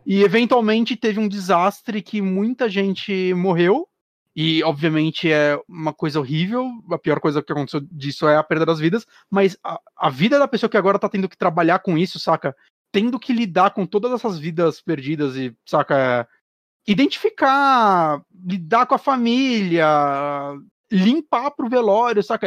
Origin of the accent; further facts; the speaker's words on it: Brazil; a gente, como brasileiro